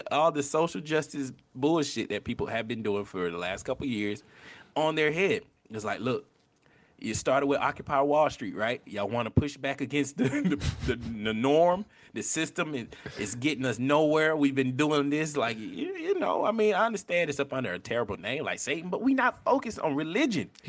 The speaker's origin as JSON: {"language": "English", "region": "the Bible Belt", "country": "United States", "said": "So I'm from the Bible Belt."}